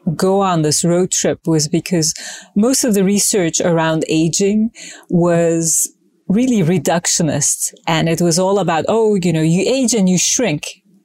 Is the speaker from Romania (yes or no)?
no; Izmir, Turkey; moved away; I was born in Turkey in Izmir on the Aegean coast